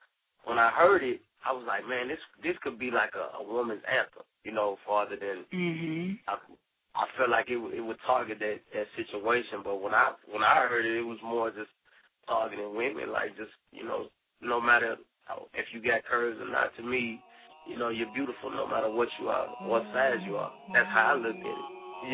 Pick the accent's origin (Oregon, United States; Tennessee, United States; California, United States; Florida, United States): Tennessee, United States; Ripley; I'm originally from Ripley, Tennessee, small town, you know, out of Tennessee. Raised by my grandma, my father, and you know, a lot of other family members.